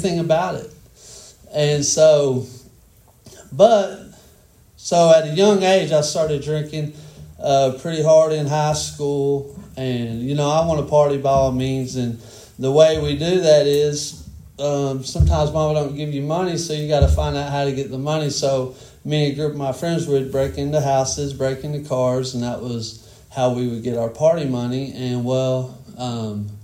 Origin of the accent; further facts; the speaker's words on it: Denison, Texas, United States; I grew up in Denison, Texas, and I had a single mom, two little brothers